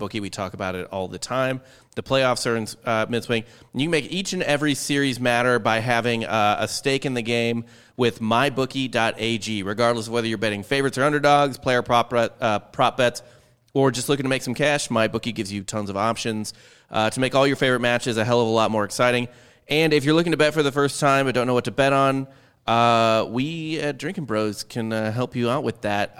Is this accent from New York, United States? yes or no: no; St. Louis, Missouri, United States; I'm from Saint Louis